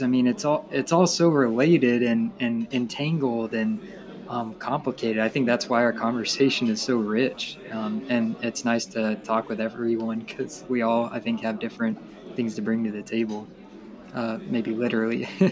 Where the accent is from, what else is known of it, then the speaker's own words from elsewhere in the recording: Tennessee, United States; I'm from Tennessee